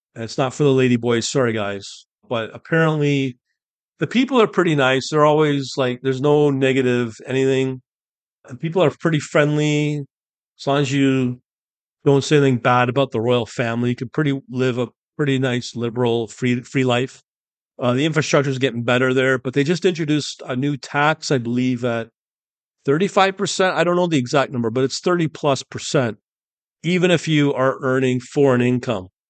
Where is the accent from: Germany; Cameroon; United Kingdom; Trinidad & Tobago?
United Kingdom; I'm born British